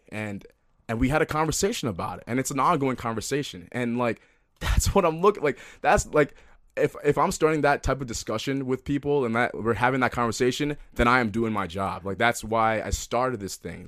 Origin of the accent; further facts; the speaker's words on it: Minneapolis, Minnesota, United States; also born or lived in New Jersey; I love Minneapolis. I love, you know, you know, it's my hometown. I consider it my hometown. Although I was born in New Jersey and lived there for the first eight years of my life